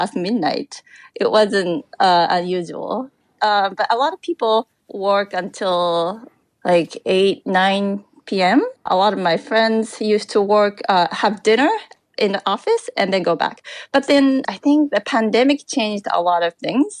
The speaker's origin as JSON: {"language": "English", "region": "Chiba", "country": "Japan", "moved": "yes", "lives_now": "Tokyo, Japan", "said": "I'm originally from Chiba, which is next to Tokyo, but in a very, very rural area. And I go back to visit my parents a few times a year"}